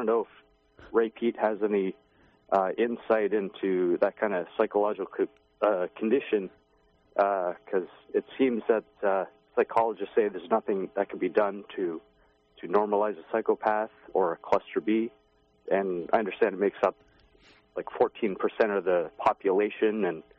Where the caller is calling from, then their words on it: Toronto, Ontario, Canada; I'm from Toronto, Canada.